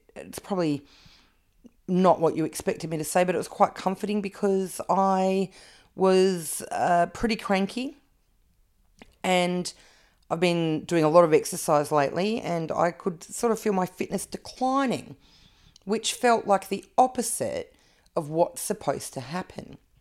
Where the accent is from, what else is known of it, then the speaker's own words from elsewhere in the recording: Canberra, Australian Capital Territory, Australia; I grew up in Canberra.